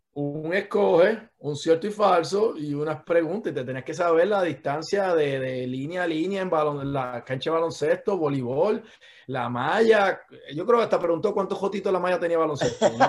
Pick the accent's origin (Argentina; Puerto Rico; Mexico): Puerto Rico; Patillas; moved away as an adult; also born or lived in Guayama, Puerto Rico / Caguas, Puerto Rico / Cidra, Puerto Rico; now in United States; yo soy de Patilla. Eh, nacido en Guayama, este, viví unos años en Cagua con mis papás cuando eran jóvenes, eh, vivimos en Sidra, en casa de mi abuela también.